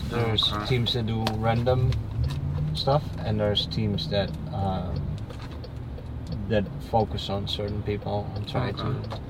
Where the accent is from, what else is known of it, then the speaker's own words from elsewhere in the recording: Netherlands; also born or lived in Haiti; now in Florida, United States; I'm from the Netherlands.